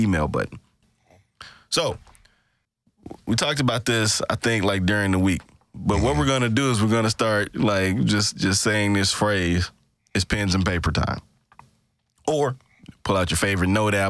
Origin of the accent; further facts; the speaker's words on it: Greenville, Mississippi, United States; my people in Greenville, Mississippi, my hometown